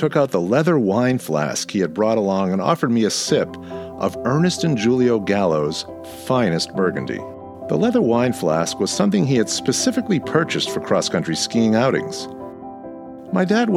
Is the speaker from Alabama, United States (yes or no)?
no; Maynard, Massachusetts, United States; the village of my hometown, Maynard, Mass.